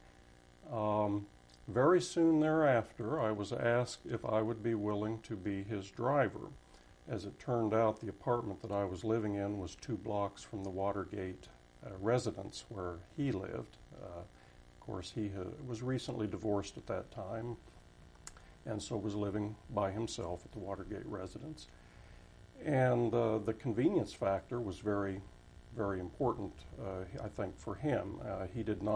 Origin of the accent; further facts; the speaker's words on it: Wichita, Kansas, United States; moved away as an adult; also born or lived in Washington, D.C.; as a native Kansan from Wichita, born and raised in Wichita